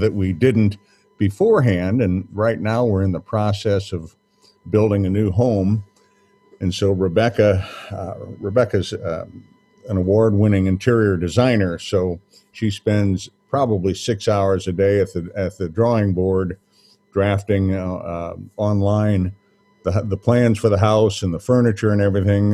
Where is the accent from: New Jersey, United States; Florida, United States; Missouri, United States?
Missouri, United States; St. Louis; also born or lived in New Orleans, Louisiana; They moved to St. Louis when I was about 3 years old, and I came with them